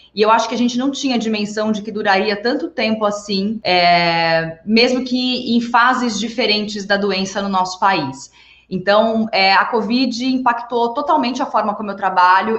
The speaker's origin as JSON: {"language": "Portuguese", "region": "São Paulo", "country": "Brazil", "tie": "born or raised there", "said": "Sou, eu sou nascida e criada em São Paulo, capital."}